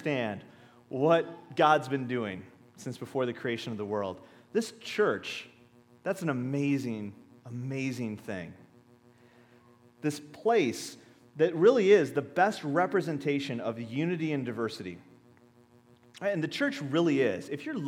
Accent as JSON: {"language": "English", "region": "Minnesota", "country": "United States", "said": "we're from Minnesota"}